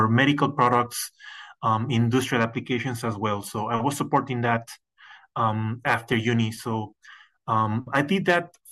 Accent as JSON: {"language": "English", "country": "Mexico", "also_born_or_lived": "United States", "moved": "as an adult", "said": "I'm originally from Mexico"}